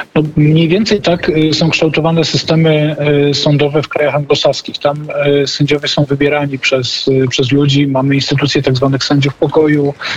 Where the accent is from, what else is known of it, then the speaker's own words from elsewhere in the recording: Silesian Voivodeship, Poland; ja ze Śląska